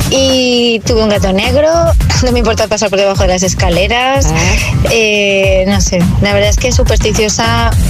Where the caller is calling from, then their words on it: Valencia, Valencian Community, Spain; Buenos días, agitadores … de Valencia.